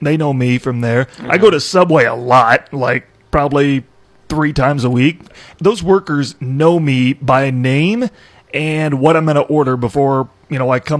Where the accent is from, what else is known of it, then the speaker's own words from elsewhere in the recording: Iowa, United States; so where are you from? I'm like, Iowa.